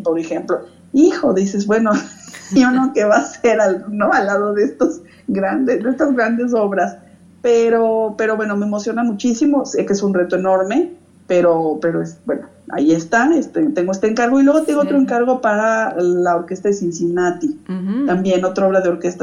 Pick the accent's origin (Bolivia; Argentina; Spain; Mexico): Mexico; Y yo la verdad es que crecí en México